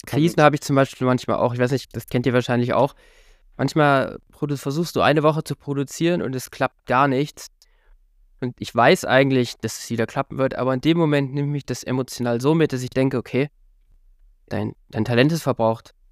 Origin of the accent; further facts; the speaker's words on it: Halle, Saxony-Anhalt, Germany; in meiner Heimatstadt Halle